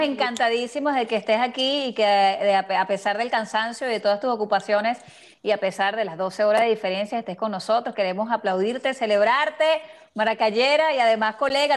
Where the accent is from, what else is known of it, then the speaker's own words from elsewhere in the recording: Venezuela; now in Miami, United States; tú y yo que somos de Venezuela